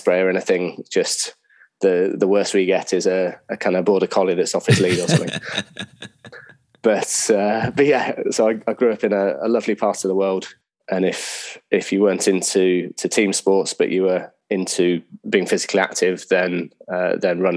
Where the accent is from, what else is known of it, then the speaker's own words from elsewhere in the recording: Yorkshire and the Humber, United Kingdom; moved away as an adult; also born or lived in Val d'Isère, France; I grew up in the north of England, in North Yorkshire.